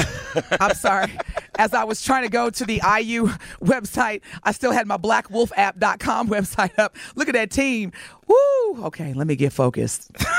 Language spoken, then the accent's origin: English; Indiana, United States; I was born and raised in Indiana.